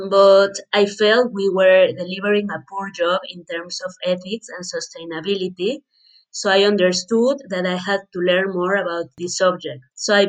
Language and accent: English; Mexico; moved away as an adult; now in Barcelona, Spain; I was born in Mexico and I have lived in Barcelona for almost 4 years now.